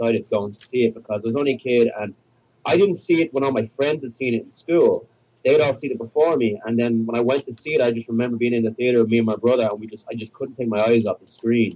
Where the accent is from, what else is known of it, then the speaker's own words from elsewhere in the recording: Dublin, Leinster, Ireland; moved away as an adult; now in New York, United States; I'm from Dublin in Ireland, yes. I moved over to New York about almost a decade ago